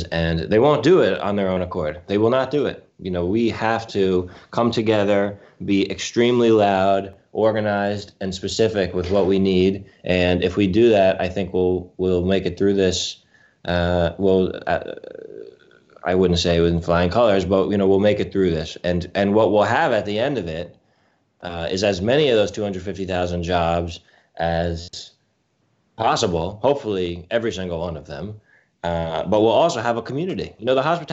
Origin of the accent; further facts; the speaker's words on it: Westchester, New York, United States; I'm a New Yorker. You know, I grew up in Westchester